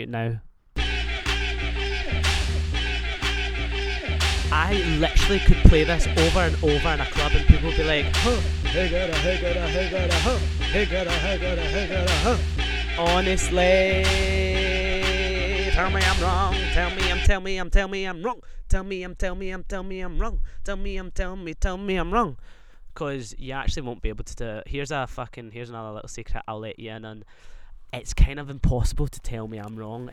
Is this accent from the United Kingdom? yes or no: yes; Scotland, United Kingdom